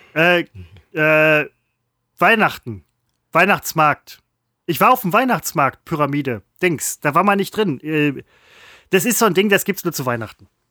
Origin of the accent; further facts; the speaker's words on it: Velbert, North Rhine-Westphalia, Germany; ich komme aus Fellbad